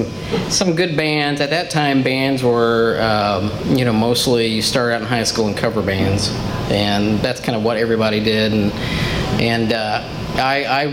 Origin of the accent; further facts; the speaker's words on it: Petersburg, Indiana, United States; also born or lived in Washington, Indiana; the town right next to it, Petersburg, Indiana, is what I call my hometown. That's where I grew up